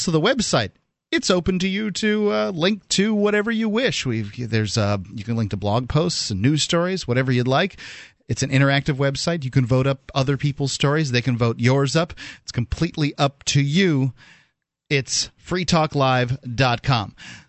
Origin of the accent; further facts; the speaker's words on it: Florida, United States; I don't know anything about citrus greening, but I am from Florida, and we know a little bit about citrus canker.